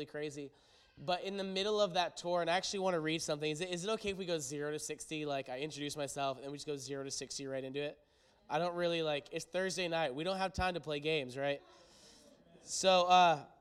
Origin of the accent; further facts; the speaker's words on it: Maine, United States; We're from Maine, and I pastor a church in Maine